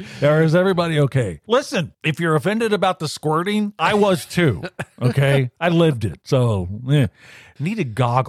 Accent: Louisiana, United States; I grew up in Louisiana, so up theirs if they can't take a joke.

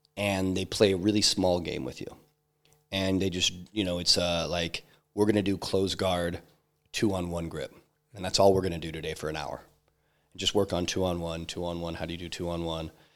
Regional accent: Idaho, United States; I grew up hiking in Idaho

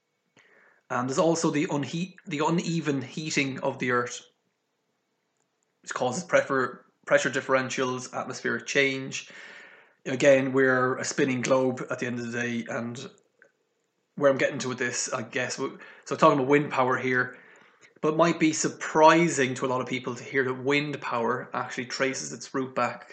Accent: Galway, Connacht, Ireland; my hometown in Galway here

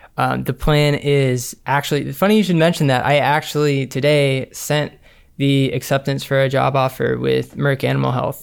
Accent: Montgomery, Alabama, United States; we were born and raised in Montgomery, Alabama

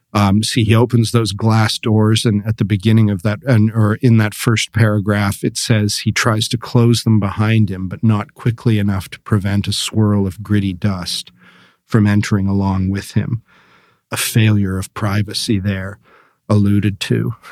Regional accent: Canada; moved away; when I lived in Canada, uh, back home

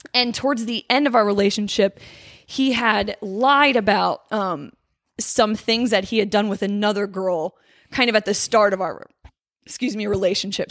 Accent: Hershey, Pennsylvania, United States; I grew up in Hershey, Pennsylvania

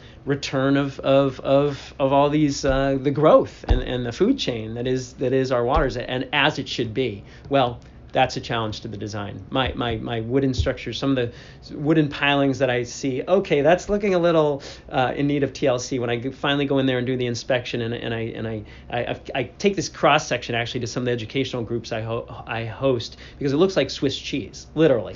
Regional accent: outside of Boston, Massachusetts, United States; now in New York, United States; I grew up outside of Boston

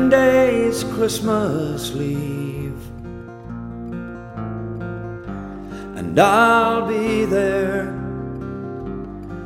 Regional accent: Newfoundland and Labrador, Canada; from Newfoundland, the singer-songwriter

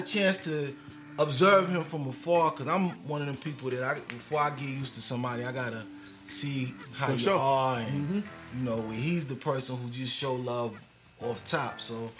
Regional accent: Long Island, New York, United States; I'm from Long Island. Long Island. New York, yeah.

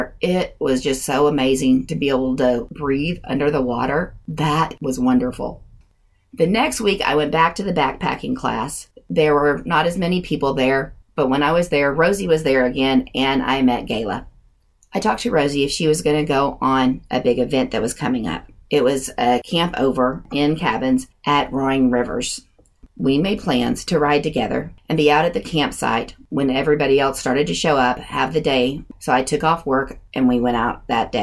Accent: Oklahoma, United States; we are from Oklahoma and here we are in the mountains

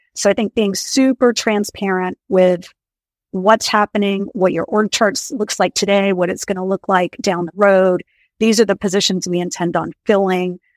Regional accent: Maine, United States; moved away as an adult; also born or lived in Colorado / California; I grew up in Maine, in a small town in rural Maine, went to college in Colorado

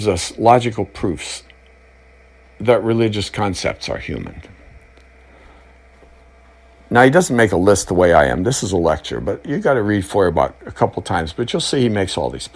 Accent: United States; I'm an American.

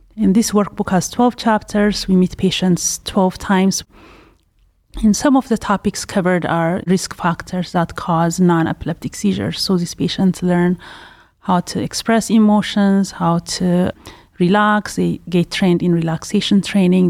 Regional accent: Ethiopia; also born or lived in Pasadena, California; now in Cleveland, United States; I'm originally from Ethiopia

